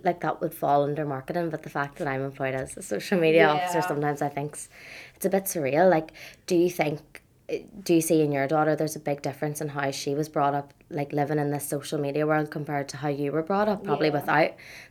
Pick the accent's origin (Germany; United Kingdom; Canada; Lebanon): United Kingdom; Dungannon, Northern Ireland; moved away as an adult; now in Belfast, United Kingdom; I'm from Dungannon and, like, the countryside, and I only really moved here when I was 18.